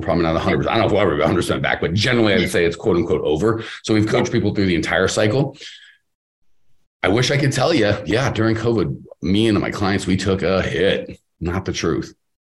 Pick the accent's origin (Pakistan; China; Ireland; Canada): Canada; but I'm Canadian, so I have to be nice.